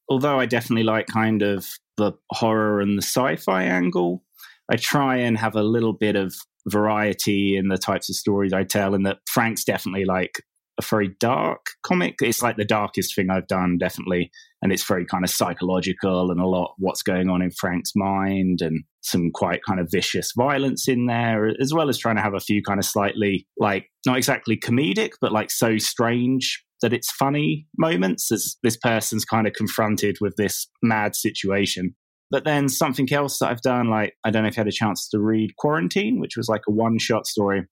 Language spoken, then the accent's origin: English; England, United Kingdom; moved away as an adult; also born or lived in south of Spain; now in Spain; I live in the south of Spain. Um, I'm English, but I moved here, like, four or five years ago.